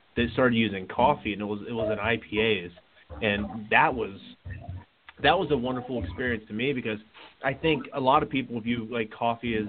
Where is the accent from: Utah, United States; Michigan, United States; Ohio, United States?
Ohio, United States; also born or lived in Eastern Massachusetts; I grew up in Ohio.